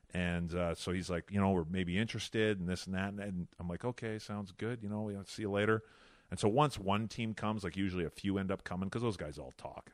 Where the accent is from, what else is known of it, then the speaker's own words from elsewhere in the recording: Fort Saskatchewan, Alberta, Canada; also born or lived in Edmonton; I was born in Edmonton. I grew up, uh, in Fort Saskatchewan